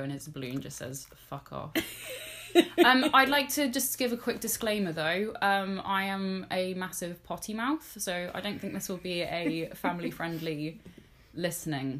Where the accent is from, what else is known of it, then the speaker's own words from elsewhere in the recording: Bristol, South West England, United Kingdom; I was born in Bristol.